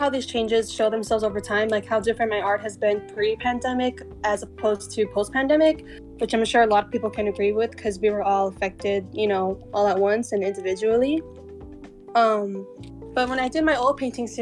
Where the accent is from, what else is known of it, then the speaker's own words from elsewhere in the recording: El Paso, Texas, United States; moved away as an adult; now in Austin, United States; I'm from El Paso and I feel like the desert influences who I am because, you know, that's where I'm from.